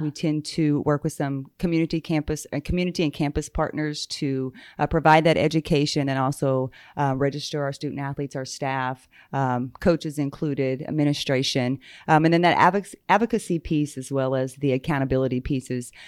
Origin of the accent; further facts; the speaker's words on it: Muscogee Nation reservation, Oklahoma, United States; I grew up there. Um, what we refer to now as the reservation, so I am Muskogee Creek